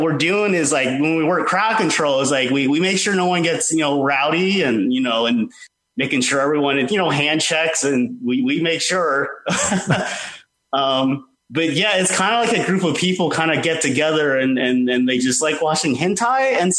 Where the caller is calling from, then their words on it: Atlanta, Georgia, United States; Hey, guys. This is … from Atlanta, Georgia.